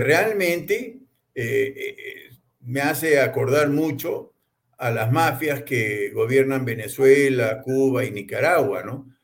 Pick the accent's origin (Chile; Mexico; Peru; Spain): Peru; como peruano